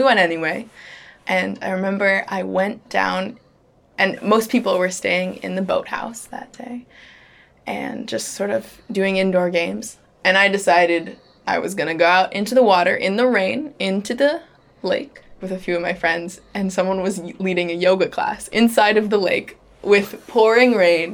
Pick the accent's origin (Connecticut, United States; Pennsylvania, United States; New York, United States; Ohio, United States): Connecticut, United States; New Haven; I grew up in New Haven, Connecticut with the New Haven Friends meeting